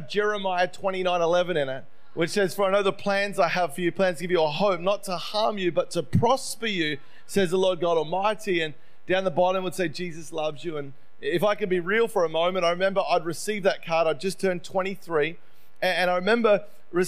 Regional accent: Melbourne, Victoria, Australia; moved away as an adult; now in United States; I grew up in Melbourne, and my parents divorced when I was about 5 or 6

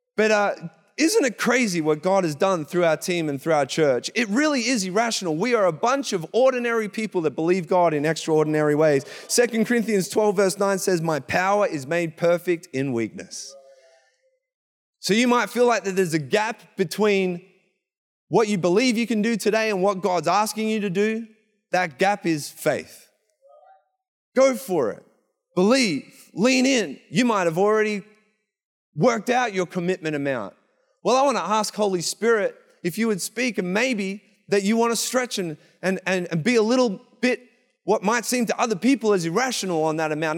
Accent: Traralgon, Victoria, Australia; accent: Australian; moved away as an adult; now in Canada; we come from Gippsland, I come from a town called Terrelgan.

